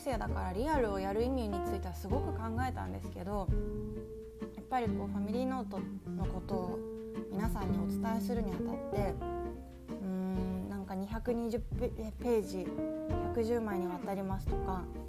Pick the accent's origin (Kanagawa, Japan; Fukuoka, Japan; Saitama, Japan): Kanagawa, Japan; Yokohama; also born or lived in Osaka; now in Nagasaki, Japan; 私横浜市出身なので